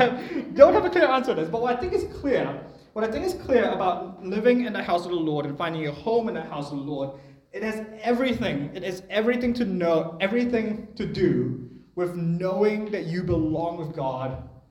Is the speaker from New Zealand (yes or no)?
yes; New Zealand; also born or lived in Malaysia; I was born in New Zealand, I moved back to Malaysia when I was 3, and then I moved back here when I was 13